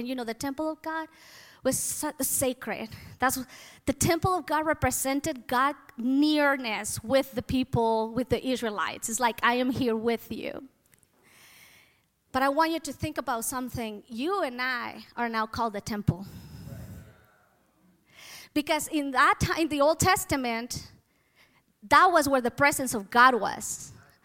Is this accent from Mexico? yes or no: yes; Mexico; moved away; I was born and I grew up in Mexico, so my culture is Mexican or was Mexican